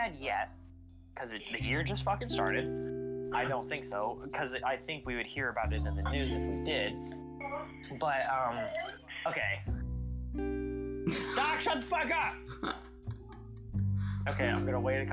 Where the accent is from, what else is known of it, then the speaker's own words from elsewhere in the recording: United States; we're American